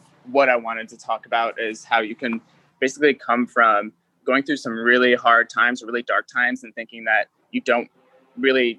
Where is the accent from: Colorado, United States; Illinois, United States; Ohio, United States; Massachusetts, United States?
Colorado, United States; Boulder; moved away as an adult; now in San Diego, United States; So I grew up originally, I'm from Boulder, Colorado. And I was there until I was almost 22.